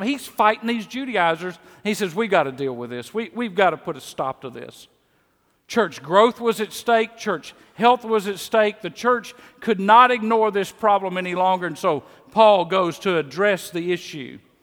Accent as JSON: {"language": "English", "region": "Mississippi", "country": "United States", "also_born_or_lived": "Kansas City", "accent": "Mississippi", "moved": "as an adult", "said": "my Mississippi accent"}